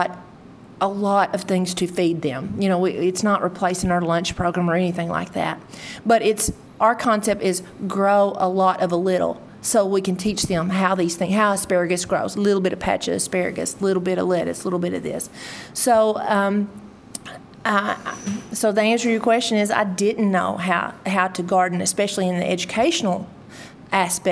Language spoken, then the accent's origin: English; Leachville, Arkansas, United States; I'm originally from Leechville, Arkansas. So I was raised in a rural area